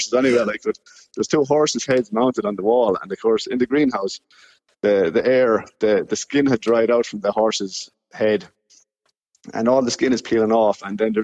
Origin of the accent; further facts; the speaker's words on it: Clara, County Offaly, Ireland; moved away as an adult; now in Finland; I'm from Beachmount, so Kilcorsi there. And, you know, growing up there